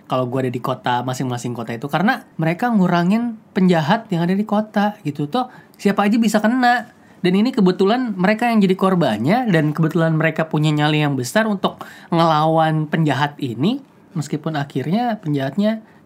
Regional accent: Boyolali, Central Java, Indonesia; kampung halaman gua dari Boyolali mau ke kotanya itu kayak ke kota.

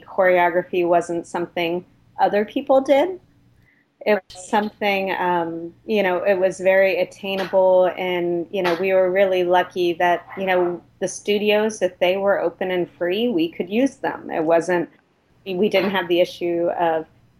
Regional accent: Cincinnati, Ohio, United States; moved away as an adult; also born or lived in Sacramento; now in San Francisco, United States; I grew up in Cincinnati, Ohio

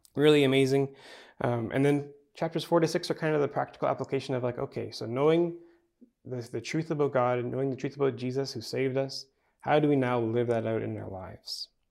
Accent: Manitoba, Canada; maybe it's because I'm from Manitoba

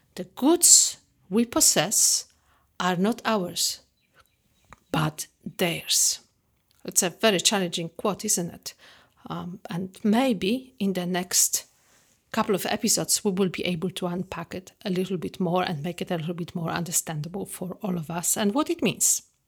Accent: Poland; moved away; I grew up in the Catholic traditional family back in Poland.

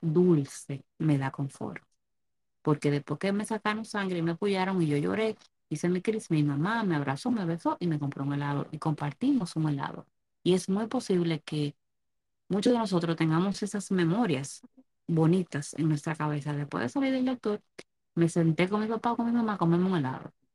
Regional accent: Dominican Republic

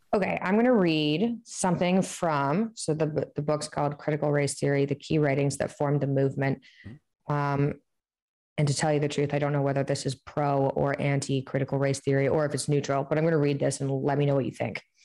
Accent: Canada; growing up in Canada

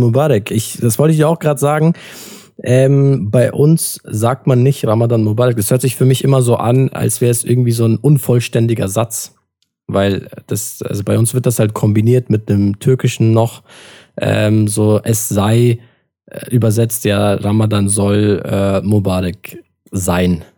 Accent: Adana, Turkey; moved away; ich komme aus Adana und Adana ist halt vor allem im Sommer, da ist halt bis zu 50 Grad

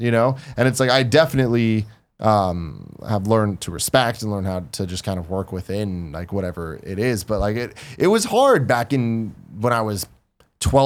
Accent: San Francisco, California, United States; I grew up in San Francisco

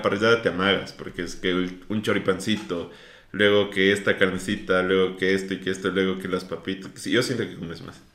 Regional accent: Ecuador; yo soy muy orgulloso de que soy ecuatoriano

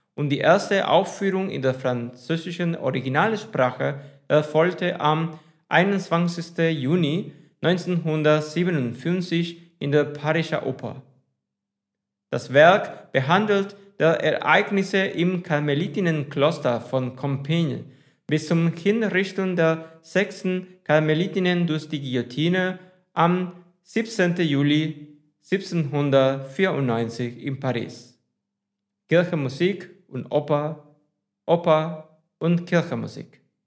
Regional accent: Spain; first language Spanish; German is a second language; ich auf Spanien komme und Spanisch meine Muttersprache ist.

